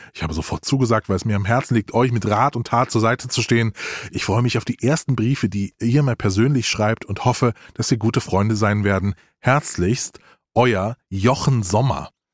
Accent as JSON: {"language": "German", "region": "Rhineland-Palatinate", "country": "Germany", "tie": "born or raised there", "said": "bin in Rheinland-Pfalz geboren"}